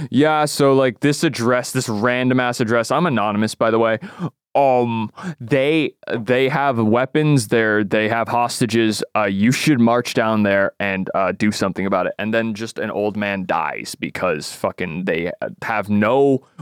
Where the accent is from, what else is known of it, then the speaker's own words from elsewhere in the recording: Canada; I'm Canadian